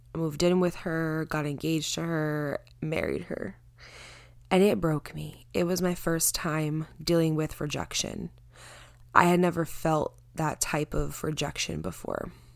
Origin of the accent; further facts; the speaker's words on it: Connecticut, United States; also born or lived in Pompton Lakes, New Jersey; I live in Connecticut. I grew up in Connecticut, but I moved to New Jersey for about six years.